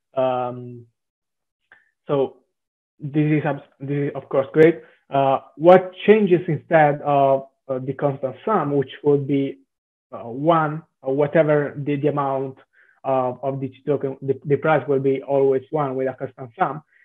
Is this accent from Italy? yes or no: yes; Southern Italy, Italy; accent: Italian; English is a second language; now in Milan, Italy; I'm uh, Italian, uh, as mm-hmm. probably the accent uh, may transpire.